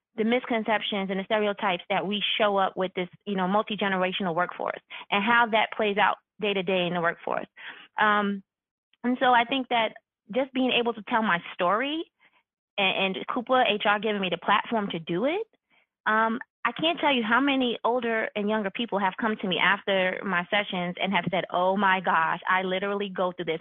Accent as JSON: {"language": "English", "region": "New York", "country": "United States", "tie": "born or raised there", "said": "I'm born and raised in New York"}